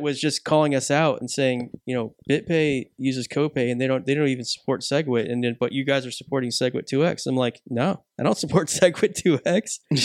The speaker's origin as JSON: {"language": "English", "country": "United Kingdom", "said": "I am British"}